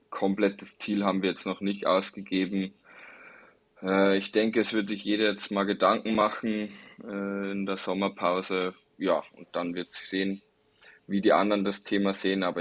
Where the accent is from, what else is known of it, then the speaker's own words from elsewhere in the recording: Passau, Bavaria, Germany; born there; Also ich bin gebürtiger Passauer, habe auch schon einige andere Stationen gesehen